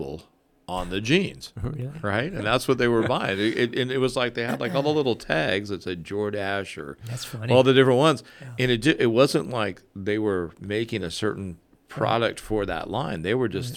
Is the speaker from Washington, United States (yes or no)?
no; Northern California, United States; moved away as an adult; now in Guam; I'm from Northern California